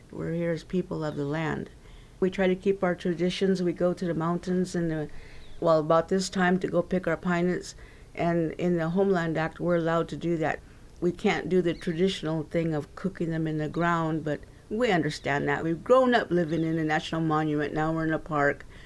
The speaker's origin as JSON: {"language": "English", "area": "Timbisha", "region": "California", "country": "United States", "said": "we call our home Timbisha because we are Timbisha, we're from Timbisha"}